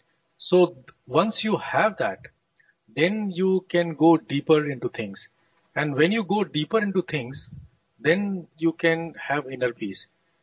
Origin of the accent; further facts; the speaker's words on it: Lucknow, Uttar Pradesh, India; moved away as an adult; also born or lived in Kanpur / United States; now in Phaltan, India; I come from Lucknow. Right. I went to some of the most prestigious schools in Lucknow, very famous English missionary school called St. Francis. Then went to IIT Kanpur at that time in 1960s and 70s.